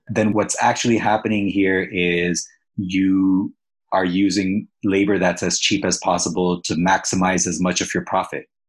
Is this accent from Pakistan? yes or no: yes; Pakistan; now in Canada; I'm from Pakistan, but now I'm in Canada.